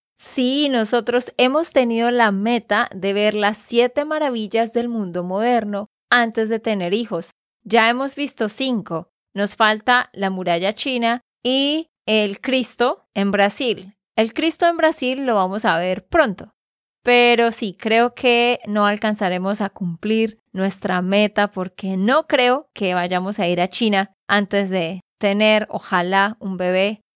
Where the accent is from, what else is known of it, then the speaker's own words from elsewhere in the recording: Santander, Colombia; de Santander, Colombia